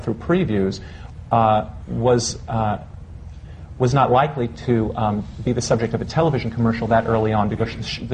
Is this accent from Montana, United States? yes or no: no; New York, United States; New York is my hometown, and I like working here